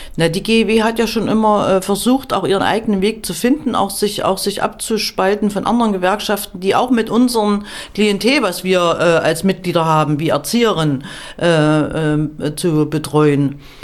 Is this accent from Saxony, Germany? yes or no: no; Erfurt, Thuringia, Germany; Ich komme ja aus Erfurt